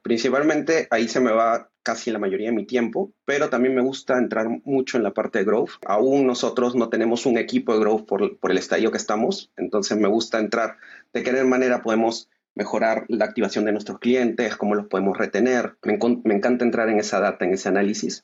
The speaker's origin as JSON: {"language": "Spanish", "country": "Peru", "said": "nosotros somos de Perú"}